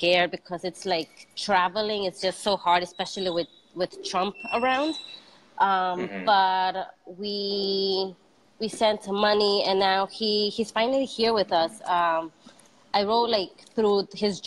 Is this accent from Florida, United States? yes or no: no; New York City, New York, United States; I was born in Queens, Jackson Heights. I still live in the same building where my mom landed.